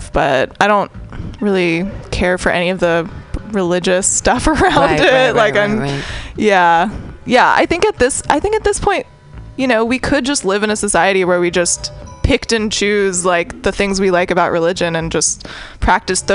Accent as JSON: {"language": "English", "town": "San Francisco", "region": "California", "country": "United States", "tie": "born or raised there", "said": "I grew up in San Francisco too"}